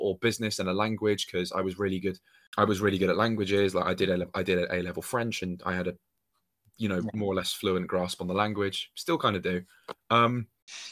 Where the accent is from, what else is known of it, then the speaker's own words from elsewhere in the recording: Dorset, South West England, United Kingdom; moved away; I'm originally from Dorset, like, which is down by the sea, like in between Hampshire and Devon as counties.